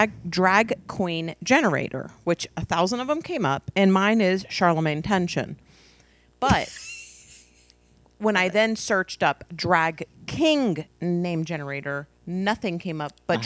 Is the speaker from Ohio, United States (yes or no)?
no; Miami, Florida, United States; I grew up in Miami.